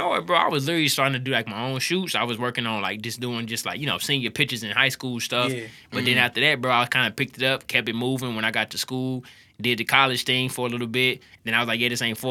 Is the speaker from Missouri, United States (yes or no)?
yes; St. Louis, Missouri, United States; also born or lived in Martin, Tennessee; born and raised in St. Louis, Missouri